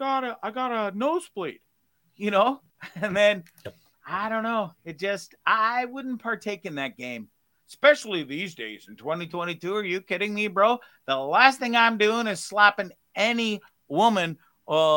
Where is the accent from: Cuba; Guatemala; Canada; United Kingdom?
Canada; I was born in Canada, so I've got like that mix of my parents came here, I don't know, 2 years and then I was born